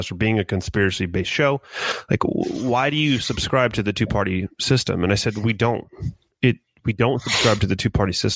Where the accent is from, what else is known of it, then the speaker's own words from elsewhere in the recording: California, United States; now in Kansas, United States; my wife and I live in Kansas now, and I was originally from California.